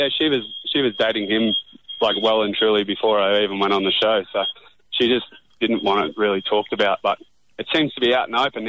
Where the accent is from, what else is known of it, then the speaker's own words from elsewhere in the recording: Tara, Queensland, Australia; I am in my hometown, Tara, which is about 400 k's west of Brisbane.